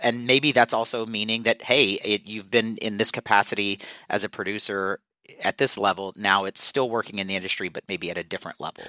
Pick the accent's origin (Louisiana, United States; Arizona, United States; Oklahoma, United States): Louisiana, United States; South; also born or lived in New York; now in Los Angeles, United States; I am originally from South Louisiana.